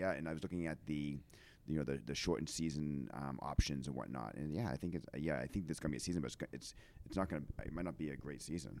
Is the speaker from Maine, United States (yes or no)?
yes; Auburn, Maine, United States; growing up in Maine